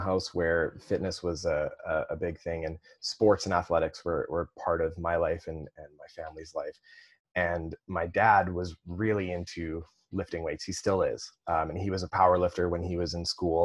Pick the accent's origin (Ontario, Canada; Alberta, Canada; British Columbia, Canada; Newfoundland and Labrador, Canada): British Columbia, Canada; Kelowna; also born or lived in North Vancouver; I grew up in Kelowna